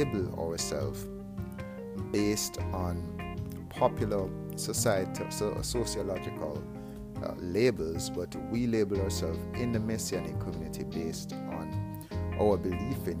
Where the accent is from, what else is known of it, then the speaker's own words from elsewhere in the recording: Jamaica; I am from Jamaica